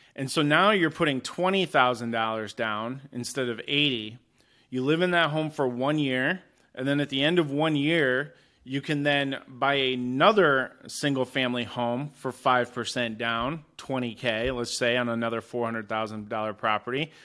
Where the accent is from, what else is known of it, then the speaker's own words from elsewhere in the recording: Kalamazoo, Michigan, United States; moved away as an adult; now in Arizona, United States; I'm originally from Kalamazoo, Michigan.